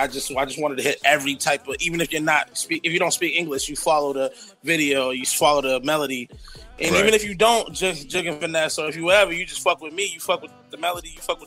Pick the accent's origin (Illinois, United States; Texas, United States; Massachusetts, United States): Massachusetts, United States; Boston; I'm from Roxbury, like, born and raised